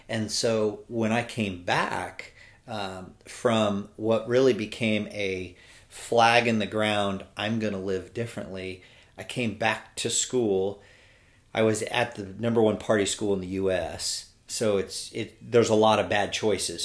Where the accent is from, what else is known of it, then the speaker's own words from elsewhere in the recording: California, United States; moved away as an adult; now in Birmingham, United States; I'm from California